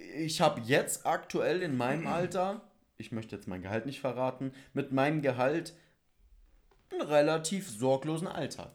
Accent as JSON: {"language": "German", "region": "Bavaria", "country": "Germany", "tie": "born or raised there", "said": "wir sind in Bayern groß geworden, aufgewachsen"}